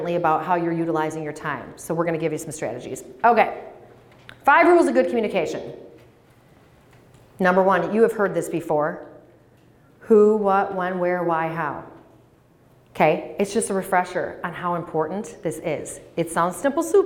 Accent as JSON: {"language": "English", "town": "Menomonee Falls", "region": "Wisconsin", "country": "United States", "tie": "born or raised there", "lives_now": "Green Bay, United States", "said": "I grew up in Menominee Falls, so attended Bethlehem, K through 8, Catamaran Lutheran"}